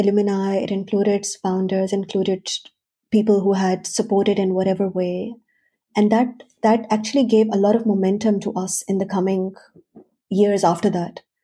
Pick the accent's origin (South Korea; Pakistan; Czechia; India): Pakistan; moved away as an adult; also born or lived in Switzerland; now in Australia; So I'm basically from Pakistan. I spent quite a few years, about a decade in Switzerland, and now almost a decade in Australia.